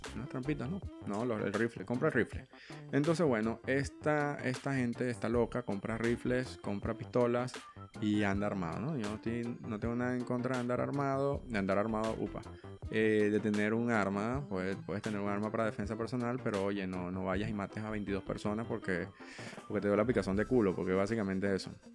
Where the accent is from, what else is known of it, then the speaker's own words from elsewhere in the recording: Venezuela; yo soy de Venezuela, amo a la gente, amo a mi familia, pero mm, ese país está loco